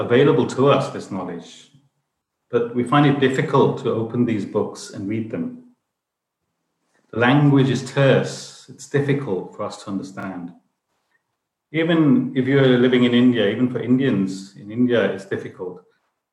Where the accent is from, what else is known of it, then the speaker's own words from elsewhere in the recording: United Kingdom; I was brought up in UK